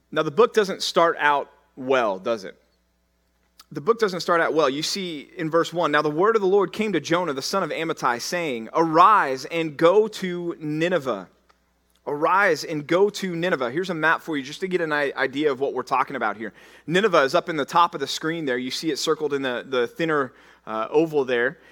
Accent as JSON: {"language": "English", "town": "Dallas", "region": "Texas", "country": "United States", "said": "when I tell people that I'm from Texas, they say, \"Where are you from?\" And I say, \"Dallas.\""}